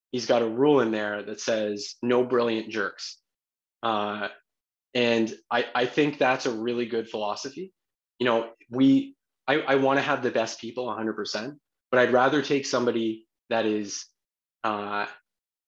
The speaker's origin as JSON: {"language": "English", "region": "New Brunswick", "country": "Canada", "said": "we're all from New Brunswick. We all live in New Brunswick."}